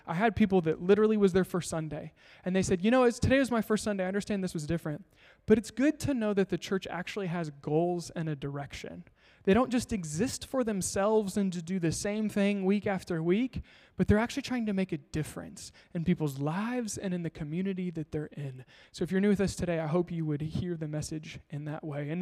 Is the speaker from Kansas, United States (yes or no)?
yes; Kansas, United States; moved away; I'm from Kansas.